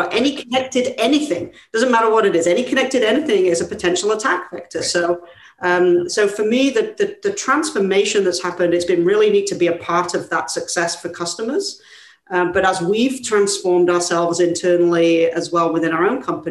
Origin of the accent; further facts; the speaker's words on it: England, United Kingdom; moved away as an adult; as you can tell by my not so California accent, I'm from England originally